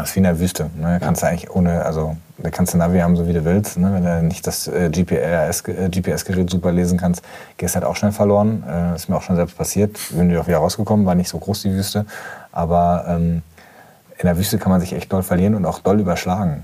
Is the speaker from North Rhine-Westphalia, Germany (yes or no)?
yes; Gelsenkirchen, North Rhine-Westphalia, Germany; bin ich in Gelsenkirchen-Schalke aufgewachsen